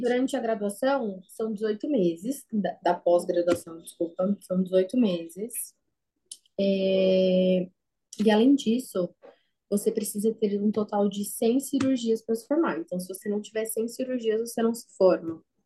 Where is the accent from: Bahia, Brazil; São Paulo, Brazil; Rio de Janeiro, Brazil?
São Paulo, Brazil; Eu sou aqui da capital de São Paulo mesmo.